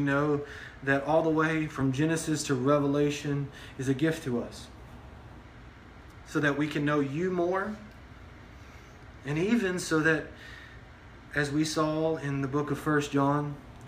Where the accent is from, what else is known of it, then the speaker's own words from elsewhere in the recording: Texas, United States; we live in Texas, right? We're a Texan